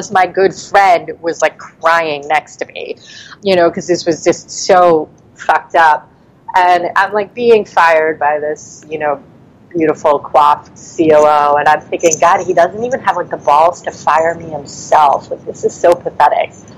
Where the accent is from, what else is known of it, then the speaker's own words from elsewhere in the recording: New York City, New York, United States; I'm from Brooklyn.